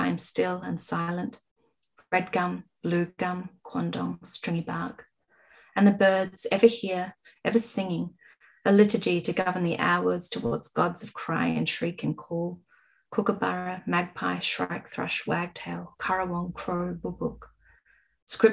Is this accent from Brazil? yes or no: no; Adelaide Hills, South Australia, Australia; now in Melbourne, Australia; I was raised in the Adelaide Hills. I had a very wonderful nature-filled childhood.